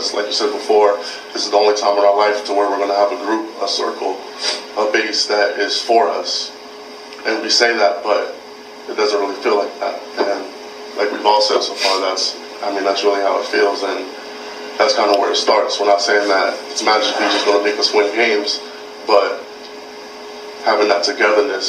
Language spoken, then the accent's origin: English; Georgia, United States; moved away as an adult; now in Wisconsin, United States; I'm from Georgia. I barely go home